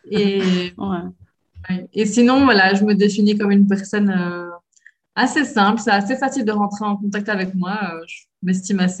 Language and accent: French; Belgium; now in Brazil; je dis que je suis belge